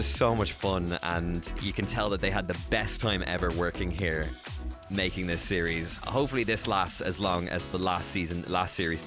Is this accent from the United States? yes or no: no; Bray, Leinster, Ireland; I grew up in Bray, so I am someone who was just from around the corner